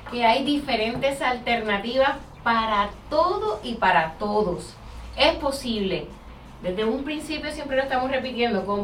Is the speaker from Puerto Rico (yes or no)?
yes; Puerto Rico; now in Florida, United States; Y es que habemos muchas personas acá en la Florida que venimos de Puerto Rico, de otros lugares.